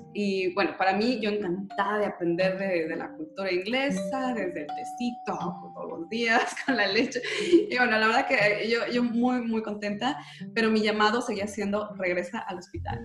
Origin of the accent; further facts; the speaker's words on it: Guadalajara, Jalisco, Mexico; yo también soy tapatía